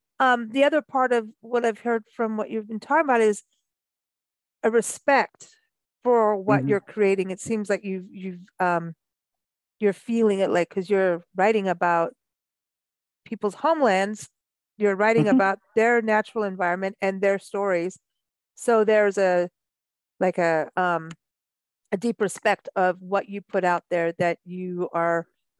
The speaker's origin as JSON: {"language": "English", "country": "Kenya", "tie": "born or raised there", "also_born_or_lived": "South Africa / Mexico", "said": "growing up in Kenya and then South Africa and then living in Mexico"}